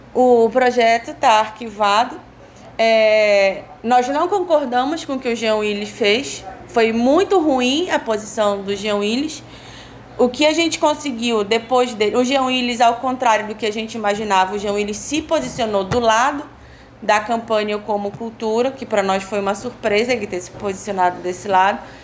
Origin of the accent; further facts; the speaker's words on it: Marajó, Pará, Brazil; venho do extremo norte do país, do povo originário Aruan Marajoara